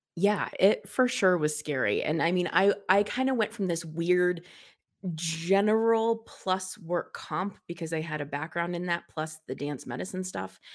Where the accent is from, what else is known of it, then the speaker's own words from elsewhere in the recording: Colorado, United States; super, super, super local native. I've always lived in the same part of town